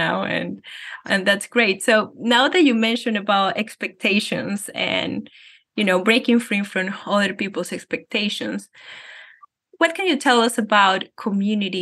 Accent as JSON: {"language": "English", "country": "Venezuela", "moved": "yes", "said": "I come from Venezuela. We Latinos or Hispanics are known to be very touchy"}